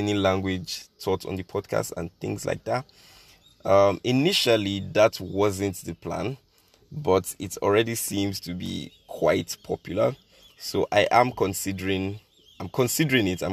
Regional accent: Nigeria; I'm Nigerian. I'm 18. I live in Nigeria.

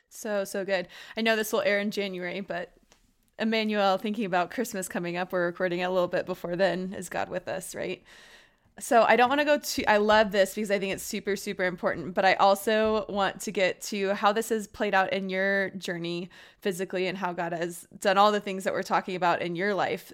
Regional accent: Austin, Texas, United States; and I grew up in Austin

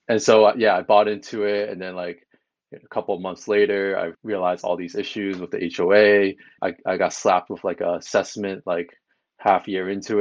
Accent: Long Island, New York, United States; So I'm originally from New York. So I grew up in Long Island

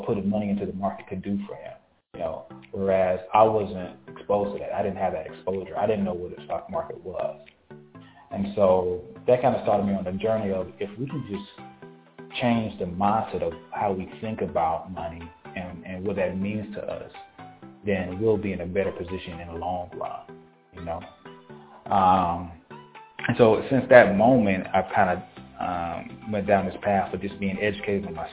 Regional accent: Valdosta, Georgia, United States; moved away as an adult; also born or lived in Tallahassee, Florida; now in Atlanta, United States; I'm from Valdosta, Georgia, born and raised.

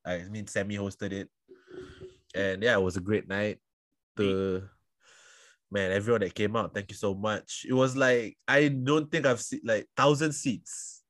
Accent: Singapore; I am from Singapore.

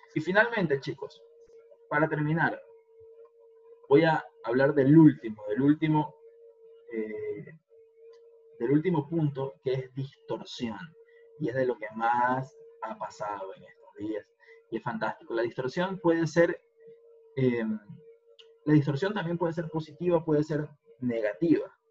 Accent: Guayaquil, Guayas, Ecuador; en mi caso, otras como guayaquileño

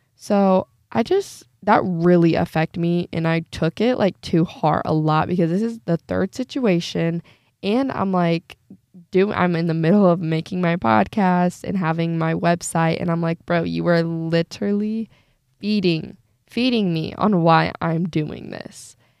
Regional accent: Northeast Indiana, United States; I'm seventeen years old and I'm from Northeast Indiana

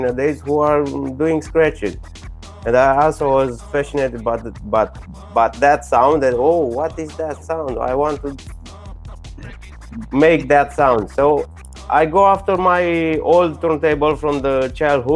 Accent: Bucharest, Romania; English is a second language; I'm from Romania, from Bucharest.

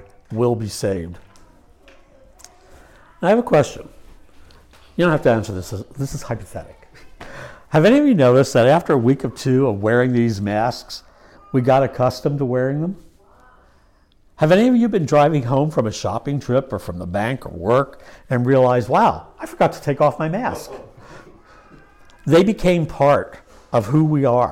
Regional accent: Lancaster County, Pennsylvania, United States; I was raised in Lancaster County by godly parents

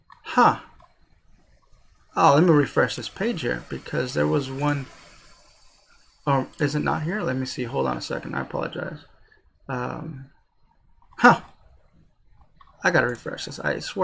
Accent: United States; as American citizens

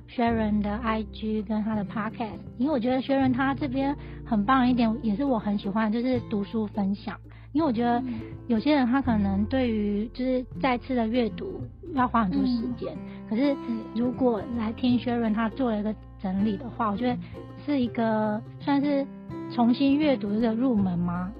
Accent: Taiwan; now in Japan; 身为一个在外国的台湾人

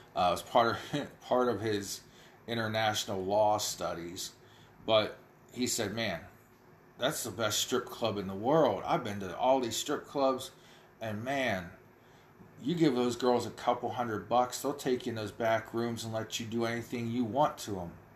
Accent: United States; I live where Pennsylvania, Ohio, and West Virginia all come together uh, on along the Ohio River and I can see from my hometown

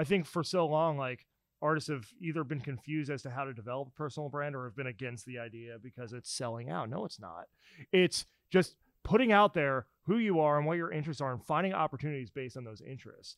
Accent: New Jersey, United States; moved away as an adult; also born or lived in Pennsylvania; now in Nashville, United States; I grew up in New Jersey

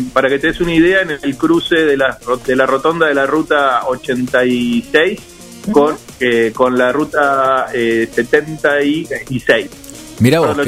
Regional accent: Buenos Aires, Argentina; moved away as an adult; also born or lived in Villa Mercedes, San Luis; now in Coronel Pringles, Argentina; yo soy de devoto del lado de afuera, nací afuera de la plaza.

